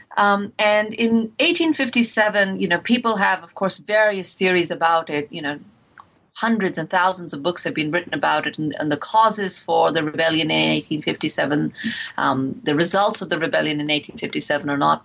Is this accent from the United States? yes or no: no; India; moved away; growing up in India